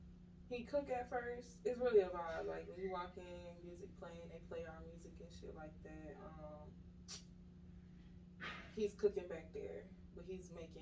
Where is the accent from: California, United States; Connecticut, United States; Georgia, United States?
Georgia, United States; Atlanta; also born or lived in Brooklyn, New York; I'm originally from New York, Brooklyn, New York. Well, I was raised in Atlanta. I moved here when I was like 6 years old. So really, I'm raised here.